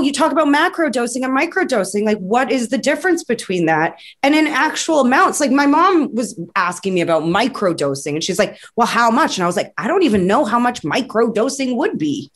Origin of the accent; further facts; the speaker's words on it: Vancouver, British Columbia, Canada; I'm from Vancouver